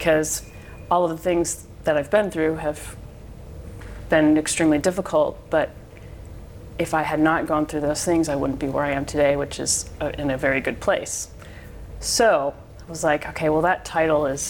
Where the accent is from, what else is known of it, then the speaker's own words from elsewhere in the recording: Park Ridge, Illinois, United States; I was born in Park Ridge